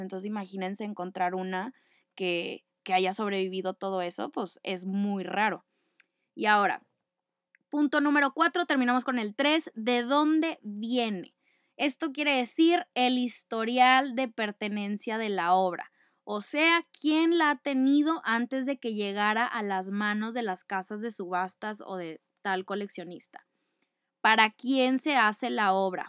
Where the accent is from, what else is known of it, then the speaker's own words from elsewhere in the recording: Monterrey, Nuevo León, Mexico; No soy francesa, ustedes ya lo saben, soy regia, arriba del norte